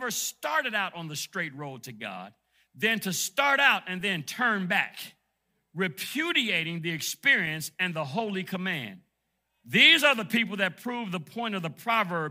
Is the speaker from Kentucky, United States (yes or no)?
no; Detroit, Michigan, United States; moved away; I grew up in Detroit, Michigan